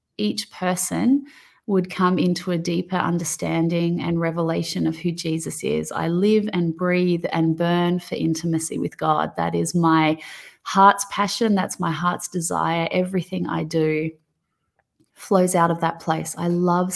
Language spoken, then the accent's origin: English; Australia; accent: thick Aussie; my thick Aussie accent.